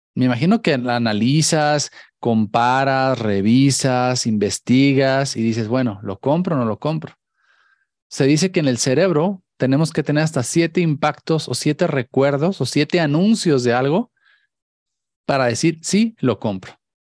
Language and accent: Spanish; Mexico; como mexicanos